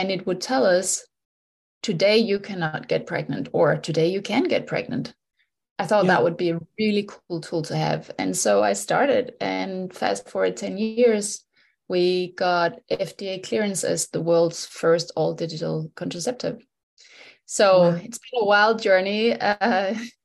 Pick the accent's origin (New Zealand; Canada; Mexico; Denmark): Denmark; moved away as an adult; now in Germany; So I was born in Denmark. I'm Danish. I've lived in Germany the last 13 years